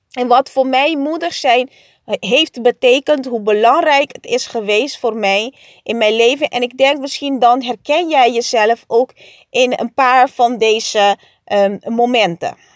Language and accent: Dutch; Curaçao; En ja, op Curaçao. Ik groeide op op Curaçao. En daar is 90% van de mensen katholiek.